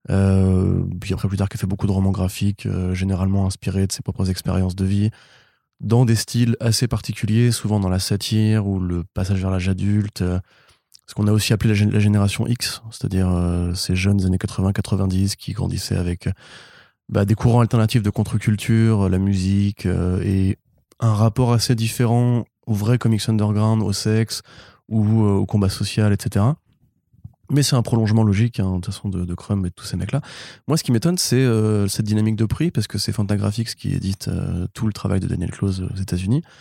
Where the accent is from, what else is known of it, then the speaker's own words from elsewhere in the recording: Alsace, Grand Est, France; Bah, je suis alsacien